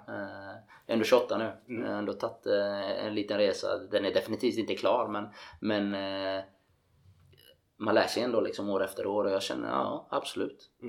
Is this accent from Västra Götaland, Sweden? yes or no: yes; Gothenburg, Västra Götaland, Sweden; moved away as an adult; also born or lived in Norway; hemma i Göteborg